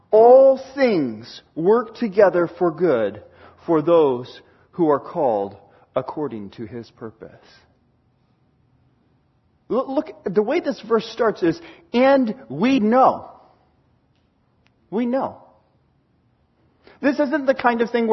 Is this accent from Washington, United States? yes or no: yes; Seattle, Washington, United States; moved away; I grew up in Washington and learned to drive in Washington in the Seattle area